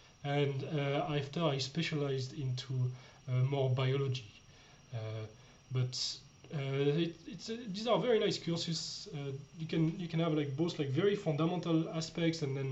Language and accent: English; France; moved away as an adult; now in Austria; I'm coming from France